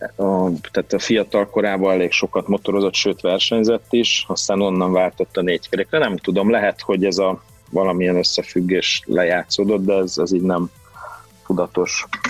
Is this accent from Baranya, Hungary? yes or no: no; Vas, Hungary; also born or lived in Debrecen / Budapest; a gyerekkorom nagy részét ott töltöttem